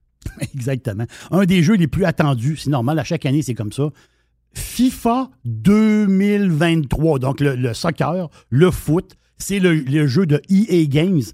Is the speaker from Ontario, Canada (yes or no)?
no; Quebec, Canada; nous, Québécois